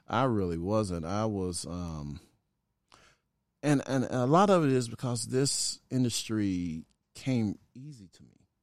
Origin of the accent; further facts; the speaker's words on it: Pine Bluff, Arkansas, United States; also born or lived in Chicago, Illinois; my mom was from Arkansas, so we went back from Chicago to Arkansas, Chicago to Arkansas till we finally ended up in Arkansas